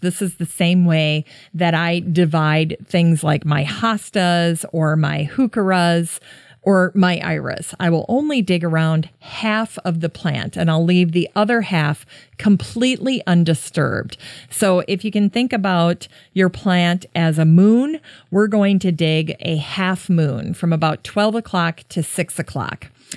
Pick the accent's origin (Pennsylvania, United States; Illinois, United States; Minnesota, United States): Minnesota, United States; Worthington; growing up in Worthington near Sioux Falls, South Dakota